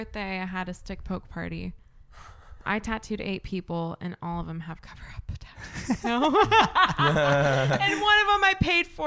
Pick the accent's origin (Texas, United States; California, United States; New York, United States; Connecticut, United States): California, United States; moved away; I'm from California originally.